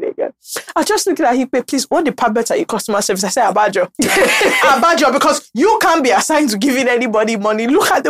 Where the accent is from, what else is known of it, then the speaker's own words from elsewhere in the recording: Ogun State, Nigeria; I'm from Ogun State